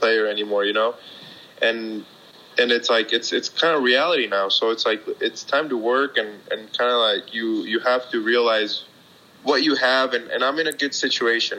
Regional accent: Park City, Utah, United States; moved away as an adult; now in Mexico; my hometown, Park City, Utah

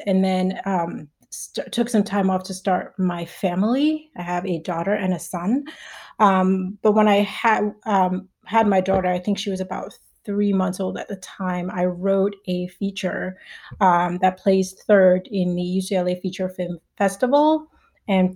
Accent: Nigeria; moved away; I'm Nigerian

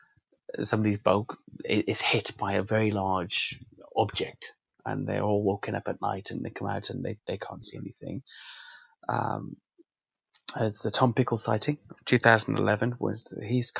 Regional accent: Wales, United Kingdom; I've spent some time in a lot of rural areas in Wales, and I grew up in Wales, you really see

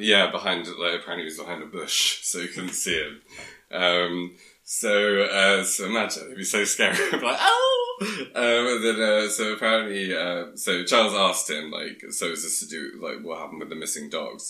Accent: Sussex, South East England, United Kingdom; I'm from Sussex

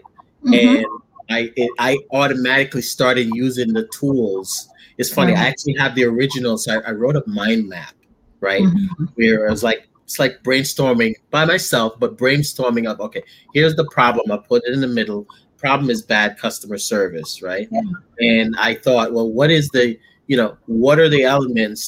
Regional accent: Jamaica; I'm Jamaican.

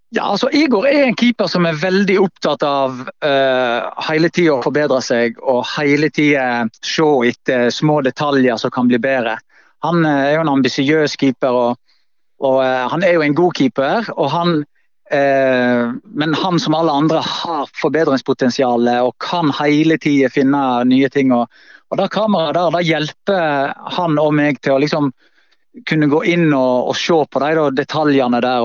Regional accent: Voss, Vestland, Norway; moved away; also born or lived in Bergen; det trygge eh, hjemme på Voss

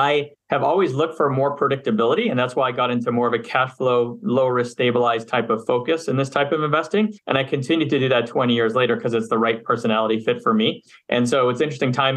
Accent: Montreal, Quebec, Canada; moved away as an adult; also born or lived in Philadelphia, United States; now in Los Angeles, United States; I'm from Montreal, Canada, originally. I spent half my life there, grew up, went to undergrad there

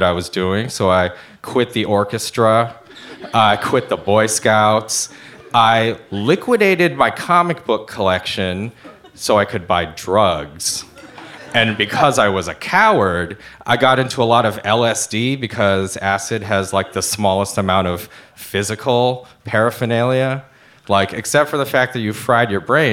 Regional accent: Ann Arbor, Michigan, United States; I was born in Ann Arbor, Michigan, which is born and raised, a small, quiet, suburban college town

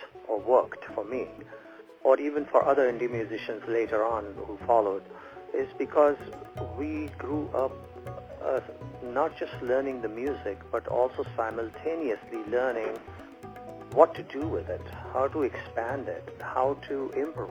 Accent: India; moved away as an adult; growing up in India

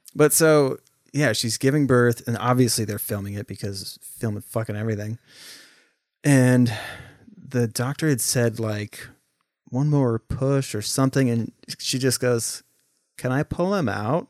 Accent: St. Helens, Oregon, United States; we grew up in Oregon

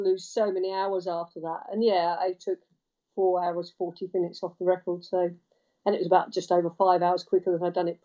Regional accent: Cambridge, East of England, United Kingdom; I come from Cambridge and used to bike to school, bike home

